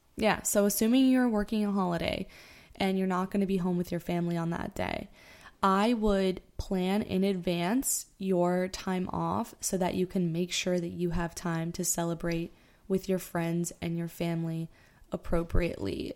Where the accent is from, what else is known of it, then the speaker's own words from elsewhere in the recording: South Florida, United States; moved away as an adult; now in New York City, United States; We are originally from South Florida. We met in high school